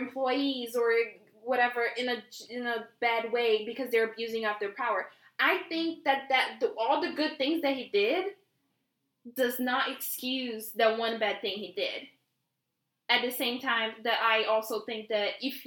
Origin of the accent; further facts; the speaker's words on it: Brazil; English is a second language; moved away; I come from Brazil